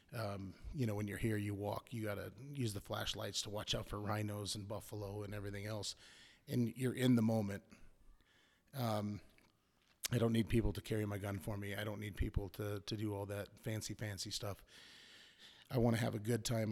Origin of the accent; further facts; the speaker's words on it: Prescott, Arizona, United States; I'm from Prescott, Arizona. Obviously U S A.